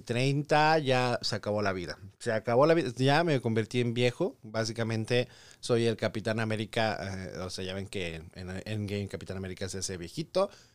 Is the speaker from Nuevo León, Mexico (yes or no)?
no; Tepic, Nayarit, Mexico; also born or lived in Tijuana, Baja California; now in United States; a la bella ciudad de Tepic Nayarit, porque pues ahí crecí